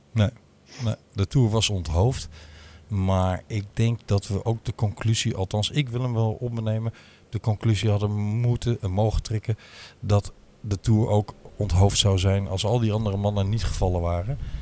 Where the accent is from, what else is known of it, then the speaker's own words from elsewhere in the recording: Limburg, Netherlands; moved away; also born or lived in Amsterdam; als Limburger